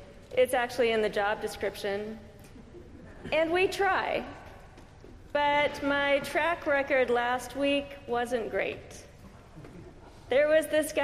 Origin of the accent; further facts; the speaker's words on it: California, United States; I'm from California